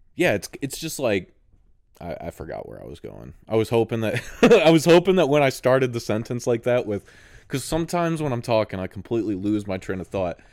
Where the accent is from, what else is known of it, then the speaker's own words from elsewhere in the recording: United States; a guy that's in America, so I'm very American thinking